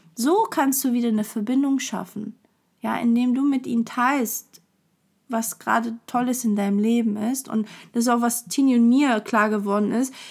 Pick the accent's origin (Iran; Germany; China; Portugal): Portugal; ich bin halt Portugiese, das liegt irgendwie meiner Kultur